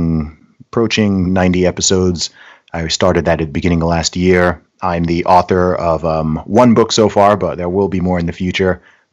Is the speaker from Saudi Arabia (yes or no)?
yes; Saudi Arabia; accent: hybrid; also born or lived in United Kingdom; I am British by nationality. Nice. I was born in the UK, but when I was 1 year old, I actually moved to Saudi Arabia.